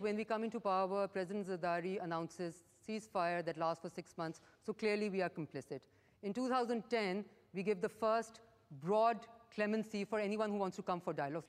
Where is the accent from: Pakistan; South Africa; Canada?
Pakistan